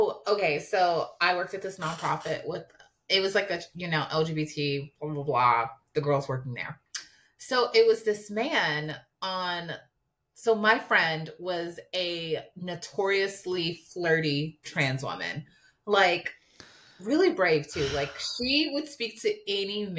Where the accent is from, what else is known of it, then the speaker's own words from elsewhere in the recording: New York, United States; also born or lived in Harlem, New York; I'm from New York